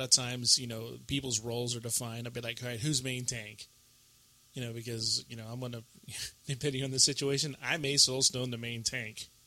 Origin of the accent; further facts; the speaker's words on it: Vancouver, British Columbia, Canada; Uh, Vancouver, BC.